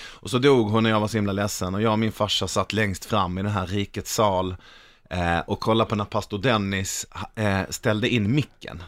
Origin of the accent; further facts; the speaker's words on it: Malmö, Skåne, Sweden; jag är från Malmö